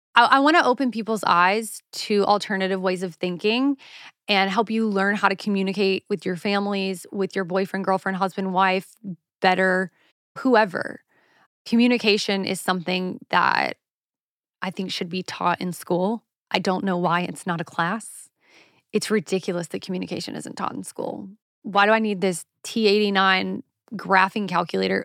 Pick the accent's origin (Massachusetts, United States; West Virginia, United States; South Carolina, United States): South Carolina, United States; now in Los Angeles, United States; I'm from the South, honey. Like, we don't do scones there